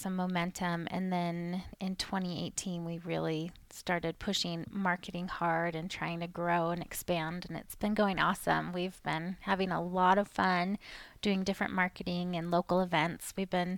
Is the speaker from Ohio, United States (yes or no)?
no; Maine, United States; moved away as an adult; also born or lived in Utah; I'm from Maine originally